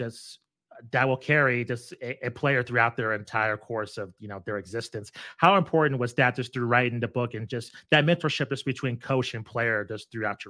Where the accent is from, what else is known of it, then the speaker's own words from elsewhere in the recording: Albuquerque, New Mexico, United States; myself growing up in Albuquerque, New Mexico